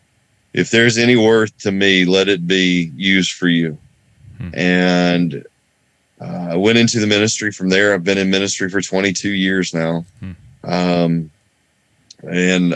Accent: North Carolina, United States; I grew up here in North Carolina, where I still live.

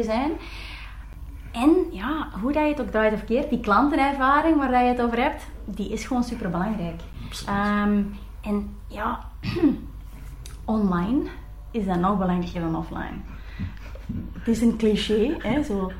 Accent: Belgium; als Belgen

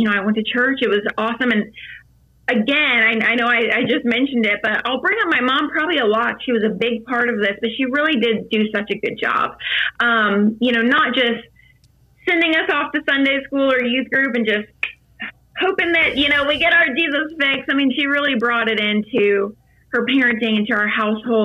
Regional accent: Virginia, United States; I grew up in Virginia on a lake

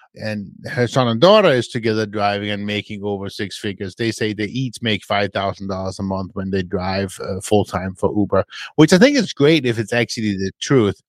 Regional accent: Denmark; moved away; I'm from Denmark.

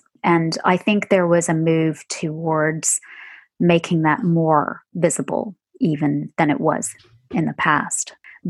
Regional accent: Pakistan; And that is not, as a Pakistani, a way of saying that other kinds of racism are not as important.

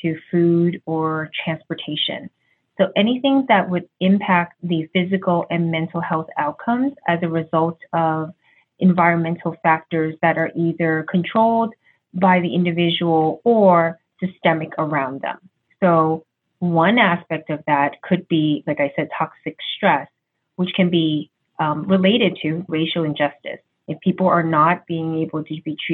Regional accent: New York City, New York, United States; I'm Chinese American, just so you know, and I was born in New York City. So I grew up in a very diverse neighborhood

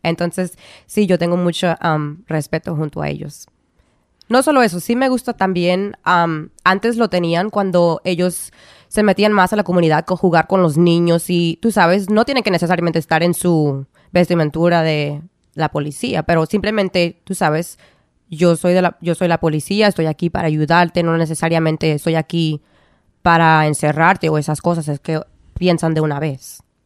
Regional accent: California, United States; moved away as an adult; also born or lived in Providence, Rhode Island; now in Rhode Island, United States; yo nací um, en California. me em, estuve ahí hasta los 18 años.

